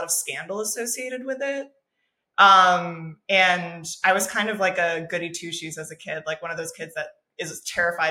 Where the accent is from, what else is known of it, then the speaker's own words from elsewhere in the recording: Miami, Florida, United States; I grew up in Miami during like the kind of EDM boom of like 2008, 2010.